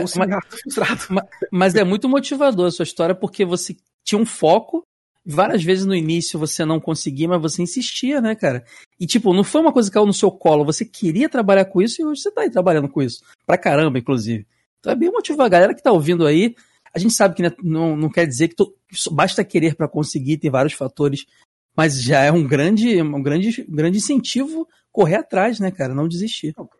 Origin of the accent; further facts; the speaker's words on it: Rio de Janeiro, Brazil; eu sou do Rio